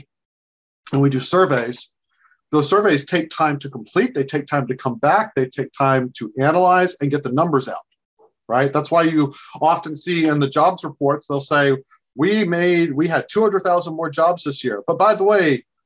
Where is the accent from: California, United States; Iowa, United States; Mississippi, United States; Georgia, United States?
Georgia, United States; South; moved away as an adult; now in Washington, D.C., United States; I grew up in South Georgia